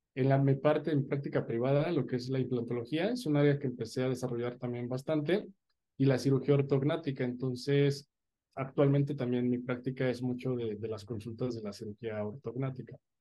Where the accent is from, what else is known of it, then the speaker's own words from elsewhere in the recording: Mexico City, Mexico; moved away as an adult; now in Querétaro, Mexico; soy de la Ciudad de México y estudié mi licenciatura en Ciudad Universitaria, en la UNAM